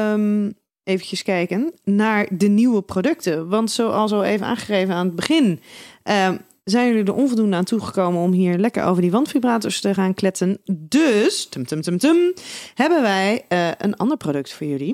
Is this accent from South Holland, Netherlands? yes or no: yes; Schiedam, South Holland, Netherlands; we komen allemaal uit Schiedam